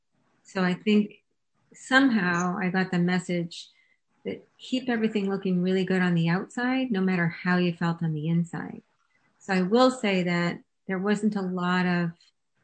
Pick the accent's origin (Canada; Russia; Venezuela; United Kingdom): Canada; I was born and raised in Canada